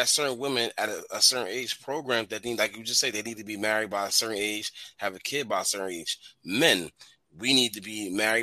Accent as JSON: {"language": "English", "town": "New York City", "region": "New York", "country": "United States", "moved": "yes", "said": "I'm from Edgemere"}